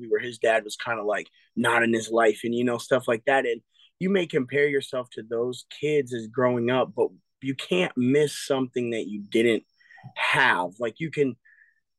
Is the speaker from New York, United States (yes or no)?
no; Eau Claire, Wisconsin, United States; also born or lived in Appleton, Wisconsin; I was born in Appleton, Wisconsin, but I was raised since 2 years old in Eau Claire